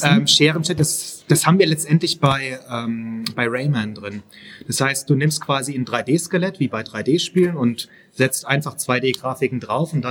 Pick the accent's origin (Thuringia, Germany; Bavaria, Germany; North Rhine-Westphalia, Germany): North Rhine-Westphalia, Germany; Velbert; now in Heidelberg, Germany; ich bin halt erstmal Heidelberger, das ist so der erste Punkt. Ich wohne da. {S0} Okay. Und, {S3} ähm, ich komme aus Felbert